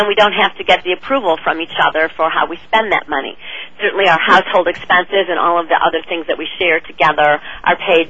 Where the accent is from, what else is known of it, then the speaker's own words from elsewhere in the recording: Chicago, Illinois, United States; now in Los Angeles, United States; I'm from Chicago originally, but I have lived in L.A. now for 25 years